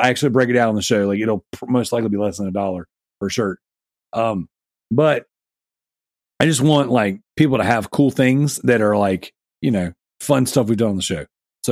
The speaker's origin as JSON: {"language": "English", "region": "the South", "country": "United States", "said": "I'm from the South"}